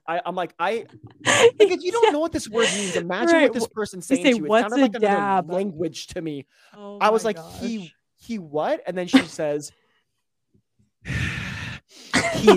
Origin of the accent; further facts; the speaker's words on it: Mississippi, United States; now in Utah, United States; I'm from Mississippi in the middle of nowhere